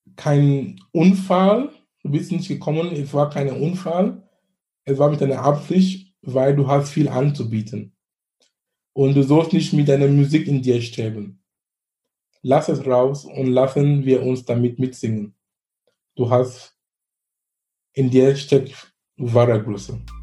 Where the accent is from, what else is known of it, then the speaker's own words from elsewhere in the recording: Cameroon; German is a second language; now in Germany; wo wir überhaupt in Kamerun arbeiten, wo ich herkomme